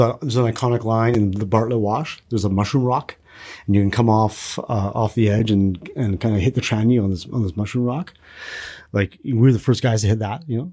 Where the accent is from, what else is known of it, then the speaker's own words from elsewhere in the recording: Kamloops, British Columbia, Canada; in Kamloops, kinda where I grew up